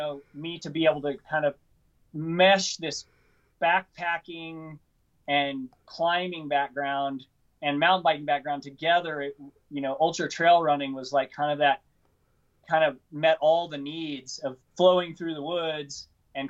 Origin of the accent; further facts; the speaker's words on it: Missouri, United States; I grew up in Missouri